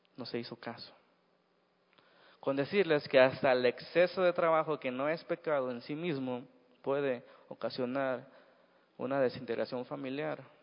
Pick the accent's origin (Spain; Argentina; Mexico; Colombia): Mexico; Así somos los mexicanos